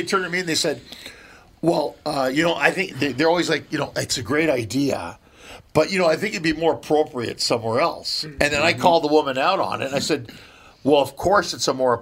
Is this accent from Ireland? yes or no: no; Canada; now in Los Angeles, United States; coming from Canada